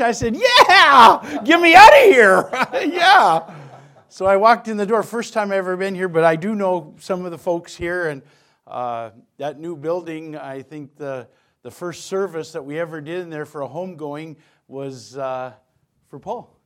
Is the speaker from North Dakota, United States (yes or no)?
yes; North Dakota, United States; born and raised in North Dakota, got saved at eighteen at Bible Baptist Church.